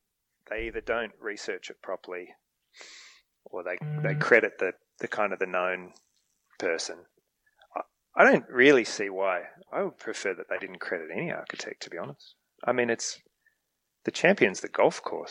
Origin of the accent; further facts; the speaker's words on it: Australia; as an Australian